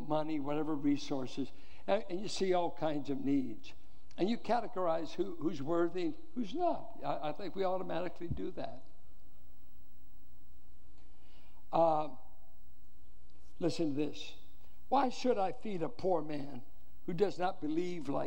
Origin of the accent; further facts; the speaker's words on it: Richmond, United States; I grew up in Richmond